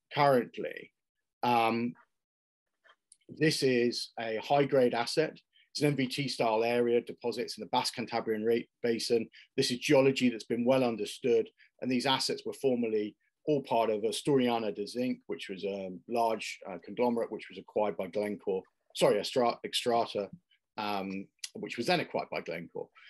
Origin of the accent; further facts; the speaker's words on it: United Kingdom; also born or lived in Ireland; I'm, I'm British uh, and Irish by background